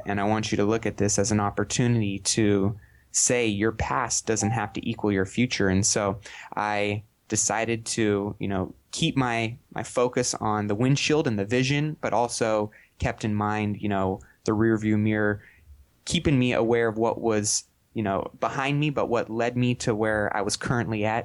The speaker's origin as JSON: {"language": "English", "town": "Sacramento", "region": "California", "country": "United States", "tie": "born or raised there", "said": "I'm from Sacramento, California, and born and raised here"}